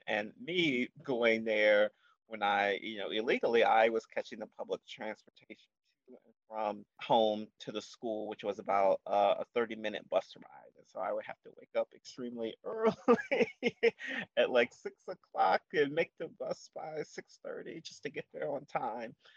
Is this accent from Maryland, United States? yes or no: yes; Baltimore, Maryland, United States; I am born and raised in Baltimore, but I moved around a bit